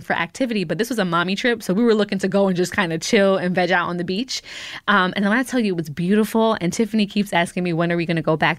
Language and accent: English; United States; also born or lived in Jamaica (roots); I'm American 'cause I was born here